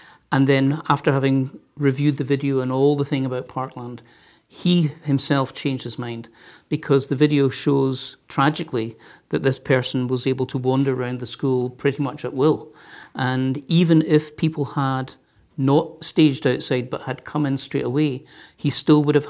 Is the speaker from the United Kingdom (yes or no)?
yes; Glasgow, Scotland, United Kingdom; now in United States; I'm from Glasgow in Scotland